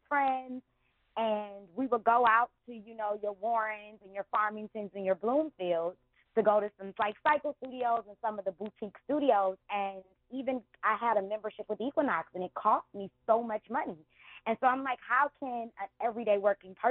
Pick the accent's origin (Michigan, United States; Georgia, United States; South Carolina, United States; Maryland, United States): Michigan, United States; Detroit; I grew up in the city. I went to Cass Tech